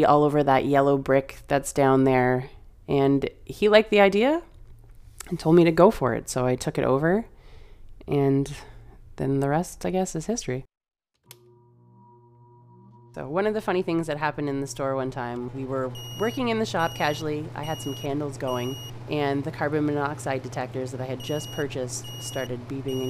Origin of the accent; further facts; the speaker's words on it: London, Ontario, Canada; also born or lived in Toronto; my partner, now husband, and I moved back from Toronto, and we moved back to London to open a small business. He's a tattooer, and he was looking for a place to set up shop. We were looking for a place to start a family, so we chose London, where all of our friends and family are